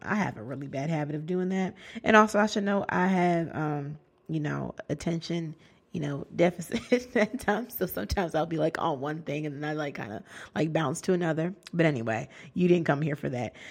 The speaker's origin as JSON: {"language": "English", "town": "Bridgeport", "region": "Connecticut", "country": "United States", "tie": "born or raised there", "moved": "as an adult", "lives_now": "Newark, United States", "said": "I'm a, a black girl from Bridgeport, Connecticut"}